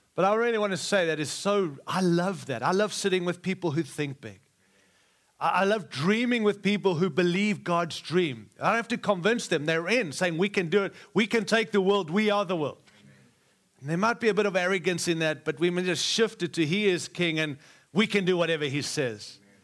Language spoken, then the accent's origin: English; Australia; also born or lived in Africa; now in United States; I was born in Africa, raised in Australia, and now I live in the great nation of America